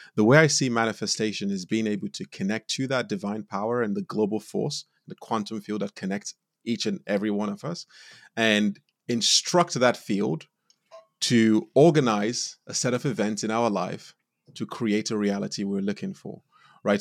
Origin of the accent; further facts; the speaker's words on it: Nigeria; moved away; also born or lived in United States; I was born in Nigeria, and I grew up in a really loving home